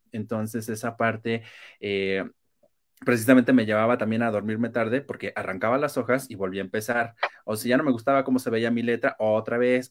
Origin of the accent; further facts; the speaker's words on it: Mexico; como buenos mexicanos